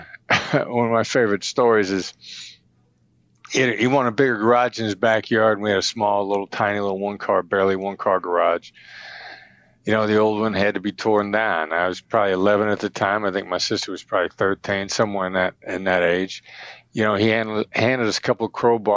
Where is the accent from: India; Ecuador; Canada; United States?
United States; Mount Pleasant, Iowa; middle class, blue collar, Iowa, Midwestern guy, small town in Iowa, about 7,000 people, son of Richard and Joyce …, Mount Pleasant, Iowa.